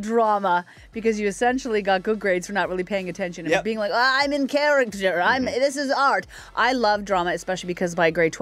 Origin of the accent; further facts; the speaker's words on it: Nova Scotia, Canada; growing up in Nova Scotia